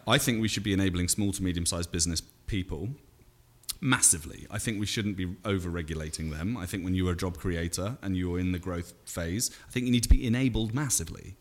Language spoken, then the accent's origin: English; United Kingdom; moved away as an adult; now in United States; I'm still a Brit.